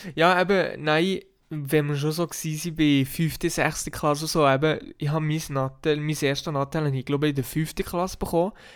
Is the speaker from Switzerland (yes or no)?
yes; Switzerland; bei uns in der Schweiz